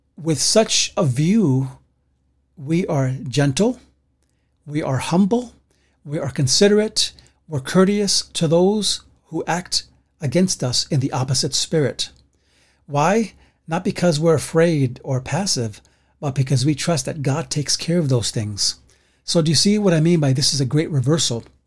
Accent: New York City, New York, United States; I grew up like that in the Bronx

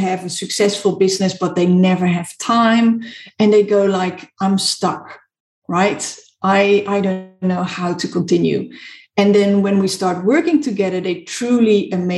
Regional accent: Netherlands; also born or lived in South Africa; now in United Kingdom; I'm from the Netherlands

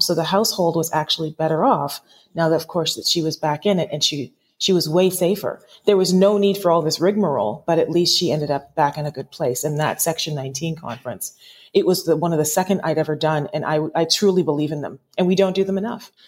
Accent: Toronto, Ontario, Canada; also born or lived in Lindsay, Ontario; I'm from Toronto, Canada

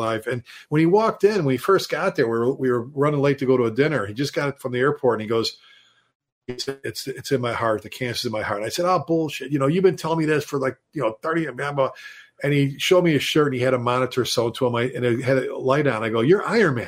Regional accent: Texas, United States; we're from Texas

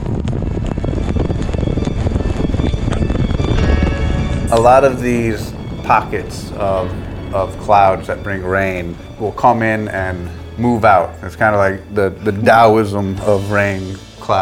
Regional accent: Chicago, Illinois, United States

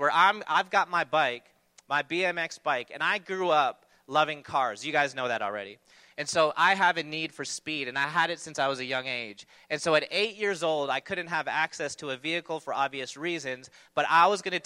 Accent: Toronto, Ontario, Canada; I grew up in Toronto

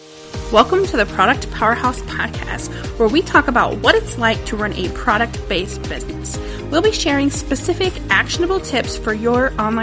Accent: Pacific Northwest, United States; I'm from the Pacific Northwest

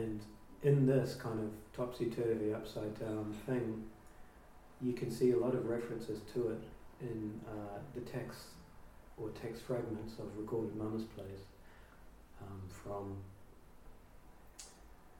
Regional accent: New Zealand; moved away; growing up in New Zealand

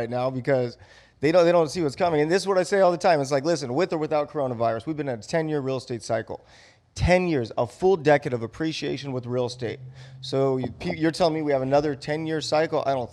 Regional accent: Buena Park, California, United States; I grew up in Buena Park, California.

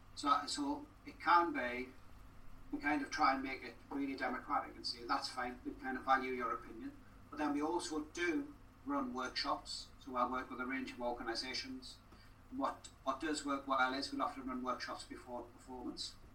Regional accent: Newcastle upon Tyne, North East England, United Kingdom; moved away as an adult; also born or lived in Wales; now in Cardiff, United Kingdom; I've been here longer than I have been uh, in Newcastle, where I grew up

